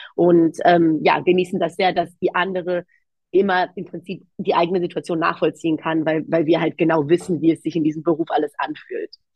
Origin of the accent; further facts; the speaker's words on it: Germany; ich bin in Deutschland aufgewachsen, aber ich sage immer gerne in einem sehr griechischen Haushalt